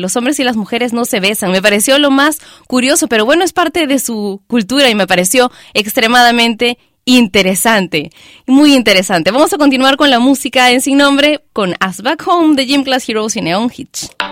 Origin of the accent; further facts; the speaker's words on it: Peru; mi país, Perú